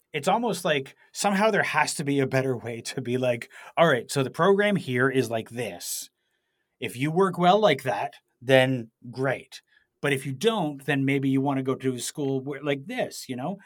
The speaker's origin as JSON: {"language": "English", "town": "Toronto", "region": "Ontario", "country": "Canada", "said": "I said, \"Toronto.\""}